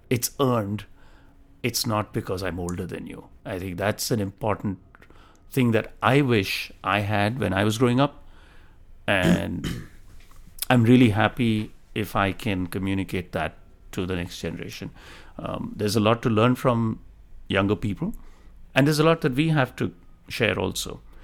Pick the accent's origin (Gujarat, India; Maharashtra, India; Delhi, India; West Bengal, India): Delhi, India; moved away as an adult; also born or lived in Tamil Nadu, India / Bombay, India; now in United States; I was born in India, in, uh, the south of India, state of Tamil Nadu, and I moved to Delhi at a pretty young age. I think I was about ten years old, and I went through most of my middle and high school in Delhi.